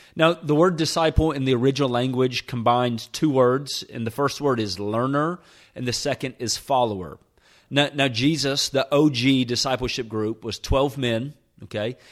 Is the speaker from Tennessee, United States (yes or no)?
yes; Nashville, Tennessee, United States; moved away as an adult; also born or lived in Birmingham, Alabama; I was born and raised in Nashville, Tennessee